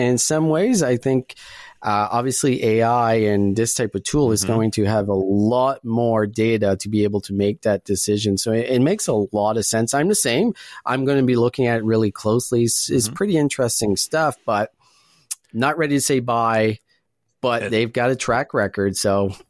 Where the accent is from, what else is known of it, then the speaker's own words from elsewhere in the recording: Calgary, Alberta, Canada; Lyft is not really big here in Calgary, in my hometown.